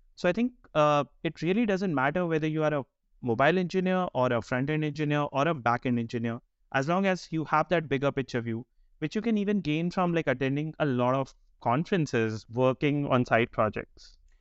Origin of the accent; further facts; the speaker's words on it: India; moved away as an adult; also born or lived in Bangalore, India; now in Denmark; I'm, I'm of Indian origin, currently based out of Denmark. Uh, recently moved there last year